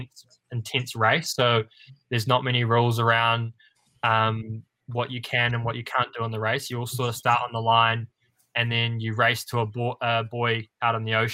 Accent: New Zealand; as a New Zealander, I think none of us are more than 45 minutes away from a beach

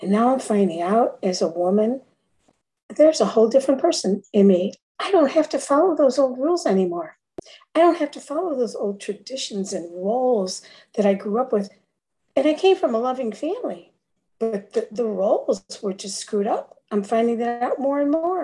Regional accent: Chicago, Illinois, United States; now in Florida, United States; from Florida, originally Chicago

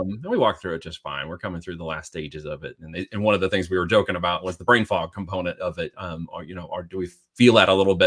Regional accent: Medford, Oregon, United States; moved away as an adult; also born or lived in Independence, Missouri / Arizona / Iowa; I grew up in the, uh, cul-de-sac, uh, but we would go out all the time, um, from the little town there called Medford in southern Oregon

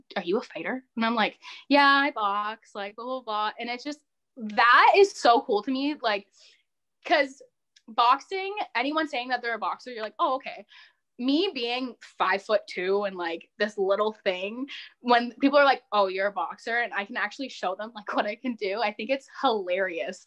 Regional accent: Windsor, Ontario, Canada; I'm from Windsor

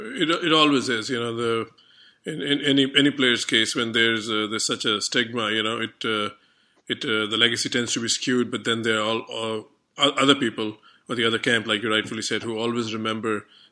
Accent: India; as an Indian

